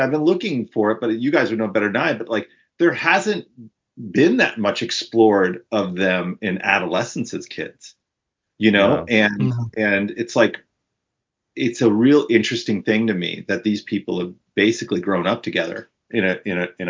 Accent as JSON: {"language": "English", "region": "Arizona", "country": "United States", "tie": "born or raised there", "said": "I'm from Arizona. I was born in Arizona and I went to school in Tucson"}